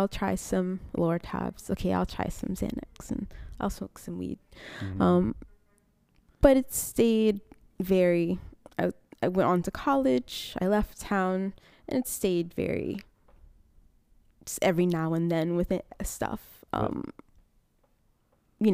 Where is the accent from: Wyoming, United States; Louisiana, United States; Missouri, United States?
Louisiana, United States; Rayne; now in Germany; Originally, I'm from a little town outside Lafayette. It's called Rain.